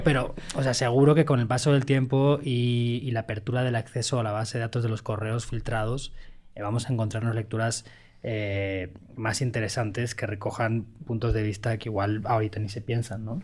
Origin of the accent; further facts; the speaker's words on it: Valencia, Valencian Community, Spain; moved away; Valencia, mi tierra